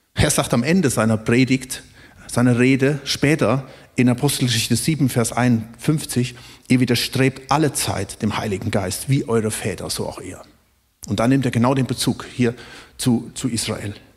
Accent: Germany; uns als Deutsche

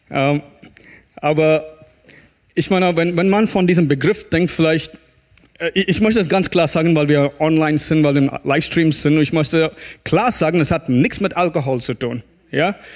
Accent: South India, India; German is a second language; moved away; Ich komme aus Indien, aus Südindien, wo es warm ist und heiß.

